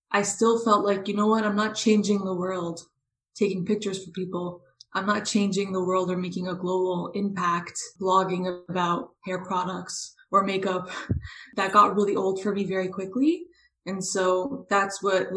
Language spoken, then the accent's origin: English; Toronto, Ontario, Canada; I grew up in Toronto, Canada